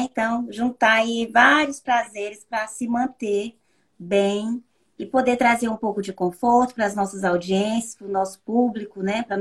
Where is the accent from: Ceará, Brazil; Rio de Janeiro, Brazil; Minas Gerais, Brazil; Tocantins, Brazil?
Tocantins, Brazil; moved away as an adult; also born or lived in Ribeirão Preto, São Paulo; now in France; voltei para o meu estado de origem, que é o Tocantins.